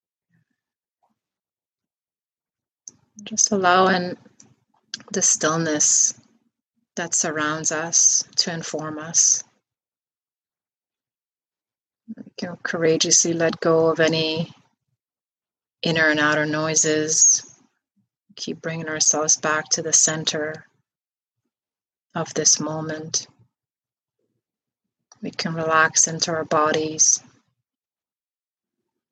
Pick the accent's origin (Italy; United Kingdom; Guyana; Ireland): Guyana; growing up in Guyana, my grandmother used